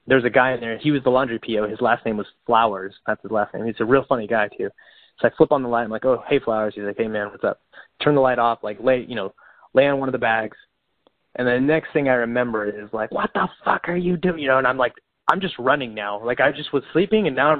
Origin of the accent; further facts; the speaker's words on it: Bakersfield, California, United States; I'm from Bakersfield, California, where it gets like 110, 115 in the summer.